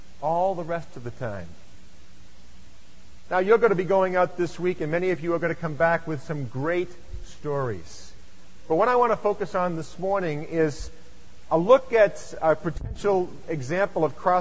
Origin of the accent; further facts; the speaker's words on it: Lexington, Massachusetts, United States; I come from Lexington, Massachusetts, and I live about 7 miles from where I grew up, so I am a native New Englander